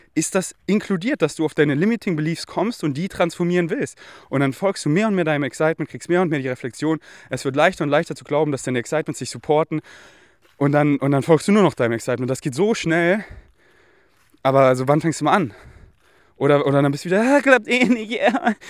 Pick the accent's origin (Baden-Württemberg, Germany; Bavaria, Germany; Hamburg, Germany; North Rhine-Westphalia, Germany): Bavaria, Germany; Munich; ich bin ja hier so in München, hier wo ich aufgewachsen bin